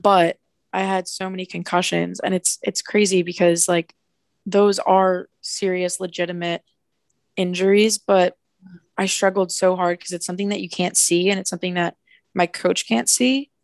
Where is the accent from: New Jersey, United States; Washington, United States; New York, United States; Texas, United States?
New Jersey, United States; I'm from New Jersey